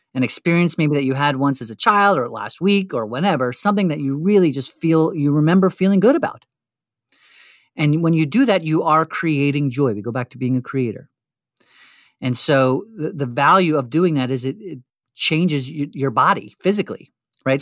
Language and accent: English; Western New Jersey, United States; as a teenager, let's say seventeen years growing up in Western New Jersey